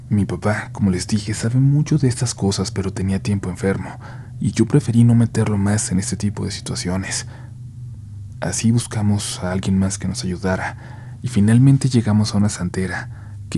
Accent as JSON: {"language": "Spanish", "town": "León", "region": "Guanajuato", "country": "Mexico", "said": "soy de León, Guanajuato."}